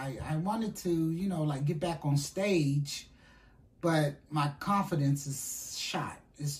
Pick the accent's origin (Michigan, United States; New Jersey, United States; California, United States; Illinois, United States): California, United States; Compton; I'm from Compton, city of Compton.